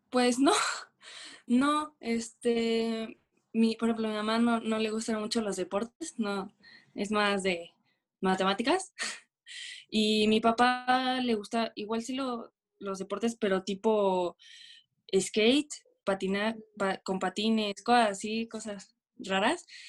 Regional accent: Veracruz, Mexico; soy de Veracruz, Veracruz, del puerto

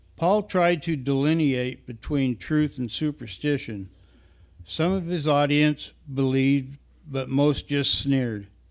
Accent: Northwest Oregon, United States; Many of us were born and raised in Northwest Oregon, where as teenagers and younger, we picked strawberries and other crops for summer employment

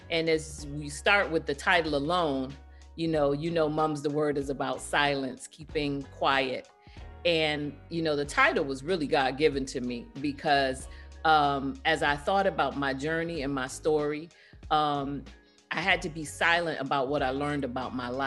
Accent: London, United Kingdom; born there; At the time, I was still a British citizen. I was born in London, England.

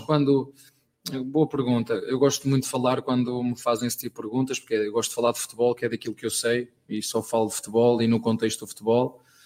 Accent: Penafiel, Norte, Portugal; moved away; Lá na minha terra, em Penafiel

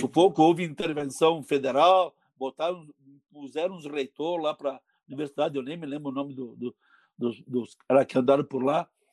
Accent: Bento Gonçalves, Rio Grande do Sul, Brazil; now in Caxias do Sul, Brazil; eu, sou de Bento Gonçalves. Quando eu vim morar em Caxias

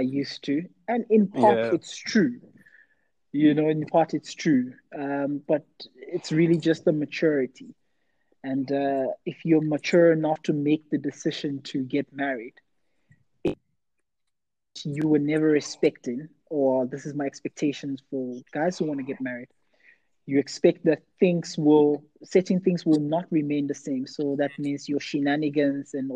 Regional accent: Nigeria; I'm Nigerian

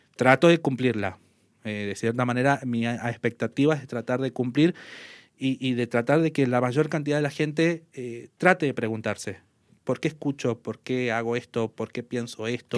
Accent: Salvador Mazza, Salta, Argentina; moved away as an adult; now in Tartagal, Argentina; soy nacido aquí en Tartagal, pero viví toda mi infancia y mi adolescencia en Salvador Massa.

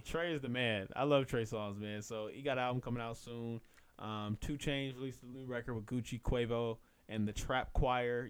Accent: Inglewood, California, United States; that's my hometown

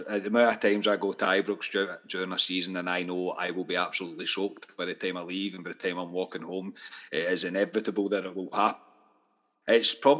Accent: Scotland, United Kingdom

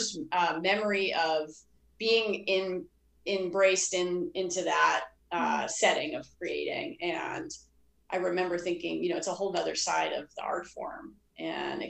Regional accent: Boston, Massachusetts, United States; moved away; I grew up in Boston, outside of Boston

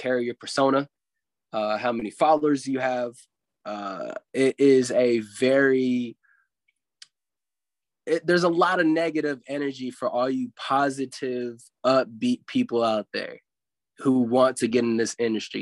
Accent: Louisville, Kentucky, United States; also born or lived in Ventura, California; I grew up in Louisville, Kentucky, even though I was born in Ventura

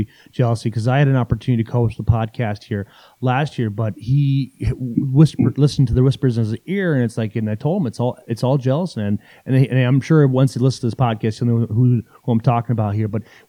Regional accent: Iowa and southern Minnesota, United States; I grew up in Iowa and in southern Minnesota

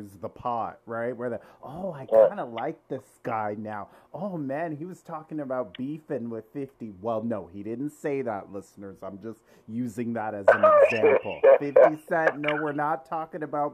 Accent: Toronto, Ontario, Canada; I grew up in Scarborough.

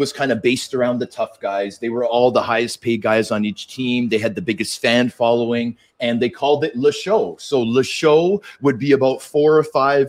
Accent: Toronto, Ontario, Canada; also born or lived in Vancouver; my hometown team in my hometown

